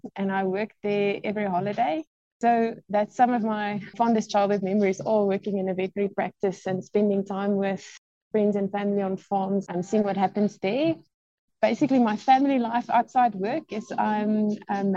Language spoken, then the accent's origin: English; Bloemfontein, Free State, South Africa; also born or lived in Gauteng; I was actually born in Gauteng, and my dad was transferred to Bloemfontein when I was grade 3, all day standard 1. So I grew up in the Free State.